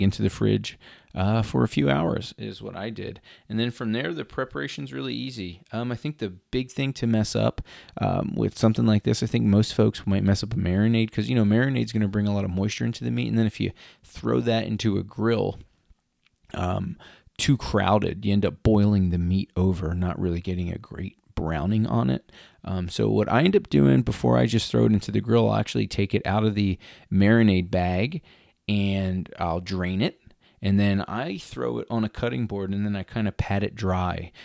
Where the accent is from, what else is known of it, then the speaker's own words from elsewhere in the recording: Philadelphia, Pennsylvania, United States; I'm from Philadelphia